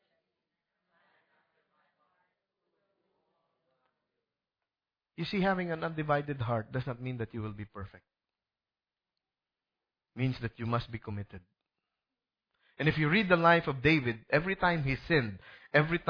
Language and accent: English; Bacolod, Western Visayas, Philippines; Sa Philippines, I'm from Bacolod